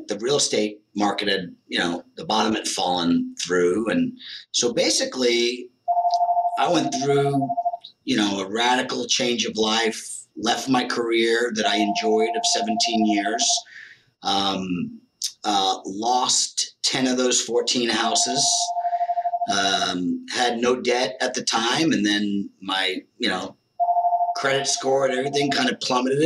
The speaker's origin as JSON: {"language": "English", "region": "New Jersey", "country": "United States", "tie": "born or raised there", "also_born_or_lived": "Las Vegas / Arizona", "moved": "as an adult", "said": "I moved from New Jersey, born and raised, to Las Vegas"}